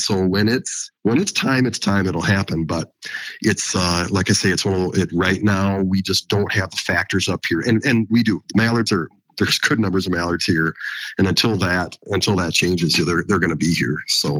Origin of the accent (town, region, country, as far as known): South Dakota, United States; born or raised there